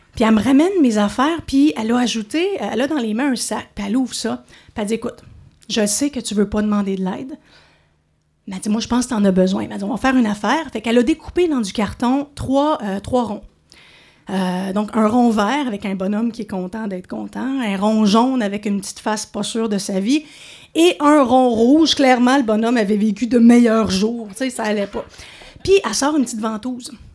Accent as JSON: {"language": "French", "town": "Montreal", "region": "Quebec", "country": "Canada", "moved": "as an adult", "lives_now": "Outaouais, Canada", "said": "Je suis de Montréal, mais maintenant, ça compte plus. Je suis de l'Outaouais. Après 15 ans ici"}